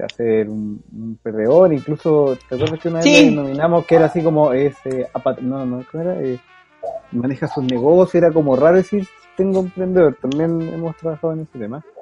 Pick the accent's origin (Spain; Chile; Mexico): Chile; Antofagasta; Somos de Antofagasta